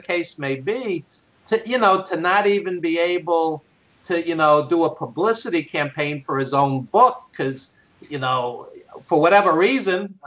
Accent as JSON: {"language": "English", "region": "New York", "country": "United States", "tie": "born or raised there", "said": "I grew up in New York, and I used to see Waldo Von Erich"}